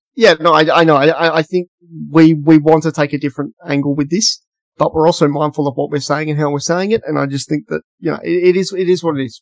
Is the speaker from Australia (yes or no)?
yes; Western Australia, Australia; In WA, we have like FIFO workers